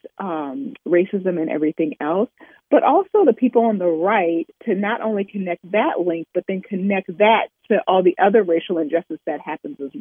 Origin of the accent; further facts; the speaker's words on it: Oberlin, Ohio, United States; I grew up in Overland, Ohio, which is a stop on the Underground Railroad